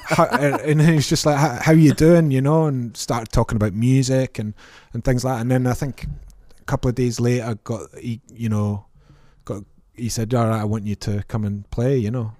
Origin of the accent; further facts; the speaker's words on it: Prestwick, Scotland, United Kingdom; I grew up in Ayrshire in a place called Prestwick